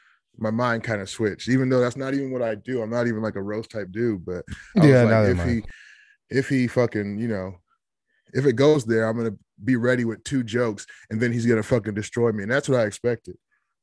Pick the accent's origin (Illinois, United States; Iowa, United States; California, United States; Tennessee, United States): Iowa, United States; Des Moines; In Iowa, Des Moines.